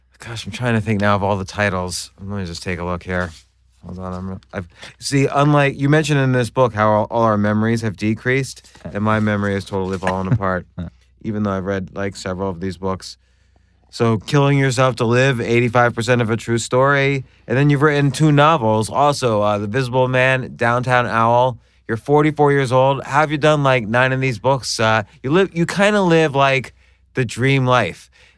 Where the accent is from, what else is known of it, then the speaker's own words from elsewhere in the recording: New York, United States; I'm from New York.